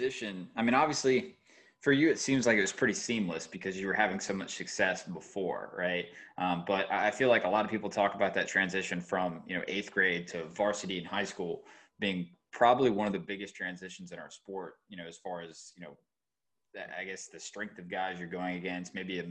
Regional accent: Georgia, United States; moved away; I grew up in Georgia

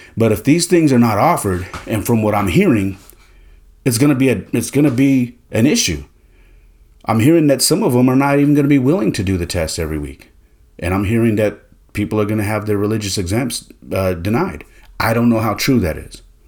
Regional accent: Bay Area, Northern California, United States; I'm from California, uh, more specifically Northern California in the Bay Area

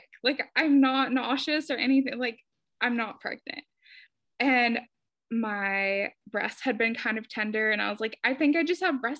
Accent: Seattle, Washington, United States; moved away; I grew up in Seattle, Washington

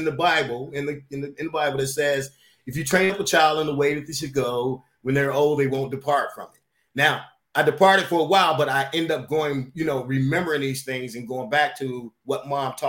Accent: Chicago, Illinois, United States; I was born and raised in Chicago, Illinois

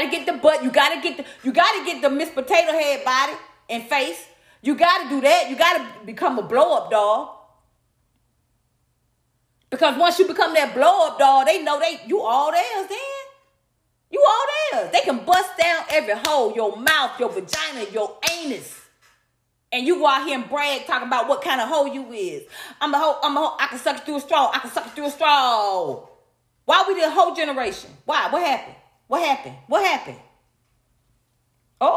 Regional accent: Atlanta, Georgia, United States; I'm from Atlanta. I grew up with that same low self-esteem.

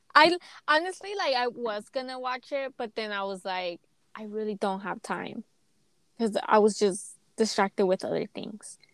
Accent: United States; i grew up always supporting my home my home country the us

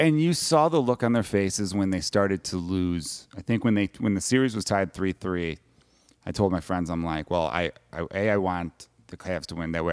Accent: Chicago, Illinois, United States; growing up in Chicago

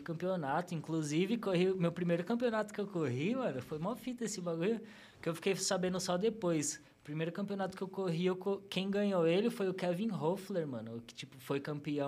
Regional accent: São Paulo, Brazil; eu nasci no Hospital Zona Leste, nascido e criado lá na Vila Formosa, Vila em Formosa. São Paulo, né, Zona Leste

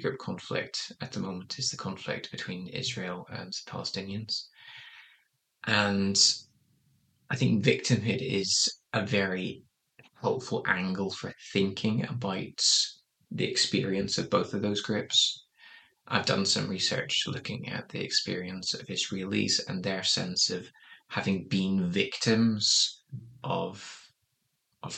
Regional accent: Northern Ireland, United Kingdom; moved away; growing up in Northern Ireland

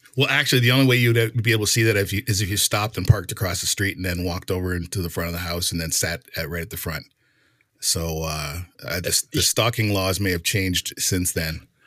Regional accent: Canada; I'm Canadian.

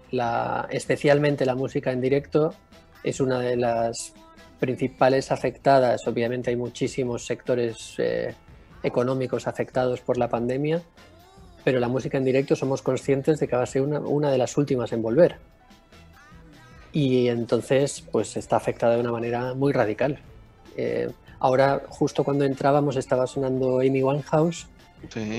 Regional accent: Balearic Islands, Spain; now in Cádiz, Spain; Eh, no, yo soy de Mallorca.

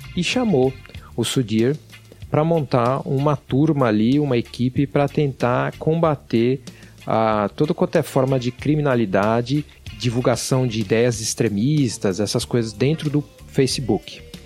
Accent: São Paulo, Brazil; na cidade de São Paulo, onde eu cresci

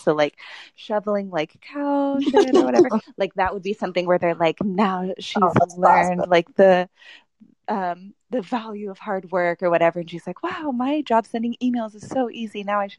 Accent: Texas, United States; Well, I'm from Texas, so obviously they would have to go back to Texas.

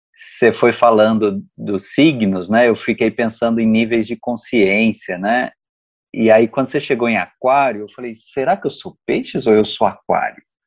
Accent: Uberaba, Minas Gerais, Brazil; Eu sou do interior de Minas, Uberaba

